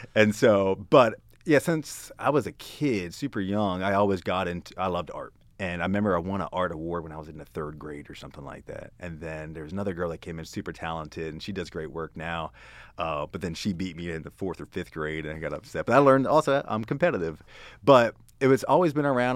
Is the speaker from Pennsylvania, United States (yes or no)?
yes; Hanover, Pennsylvania, United States; moved away as an adult; also born or lived in Baltimore / North Carolina; now in Texas, United States; grew up in Pennsylvania